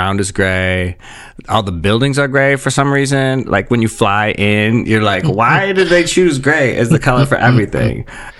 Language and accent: English; Wisconsin, United States; now in Los Angeles, United States; I live in Los Angeles and it's sunny all the time. And you just take that for granted. But I remember growing up in Wisconsin